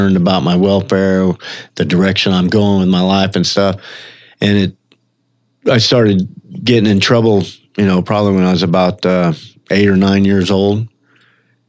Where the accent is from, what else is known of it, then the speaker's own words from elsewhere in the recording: Mississippi, United States; moved away; also born or lived in Orlando; I was born in Mississippi, grew up over there